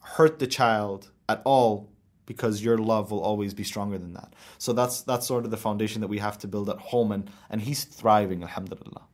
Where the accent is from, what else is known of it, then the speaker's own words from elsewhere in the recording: United Arab Emirates; growing up in my country and looking at my dad and looking at my future is like, I'm gonna be here